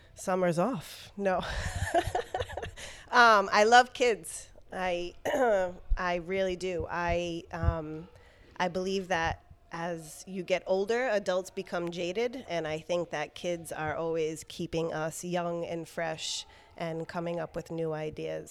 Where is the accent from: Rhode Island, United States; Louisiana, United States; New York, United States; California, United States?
Rhode Island, United States; Providence; also born or lived in Warwick, Rhode Island; I pretty much grew up in Providence